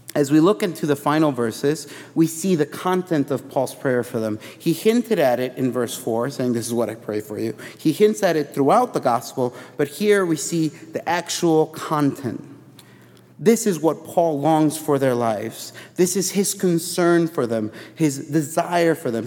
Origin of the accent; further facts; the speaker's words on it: Chicago, Illinois, United States; I grew up in Chicago